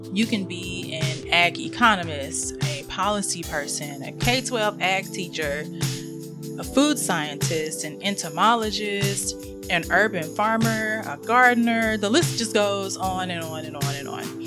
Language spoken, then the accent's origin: English; North Carolina, United States; I'm from North Carolina